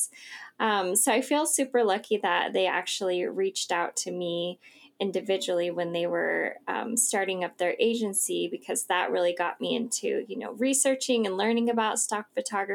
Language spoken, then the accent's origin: English; Idaho, United States; also born or lived in Southern California; I'm from Idaho.